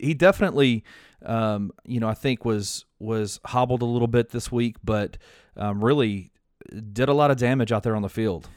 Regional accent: Memphis, Tennessee, United States; I'm from Memphis, so I've been to uh, hundreds of University of Memphis football games

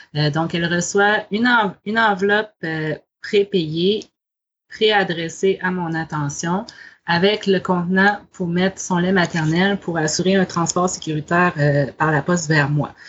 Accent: Côte-Nord, Quebec, Canada; moved away; je suis québécoise, originaire de cette île sur la côte nord

